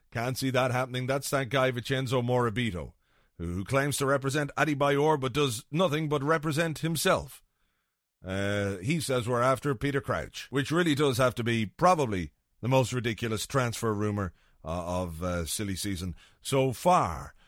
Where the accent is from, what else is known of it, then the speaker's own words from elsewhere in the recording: Ireland; I'm an Irish guy